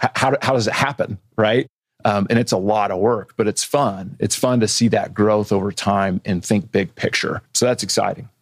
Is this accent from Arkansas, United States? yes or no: yes; Bentonville, Arkansas, United States; moved away as an adult; also born or lived in Washington; now in Bentonville, United States; I grew up in Bentonville, um, graduated from Bentonville High School in 99.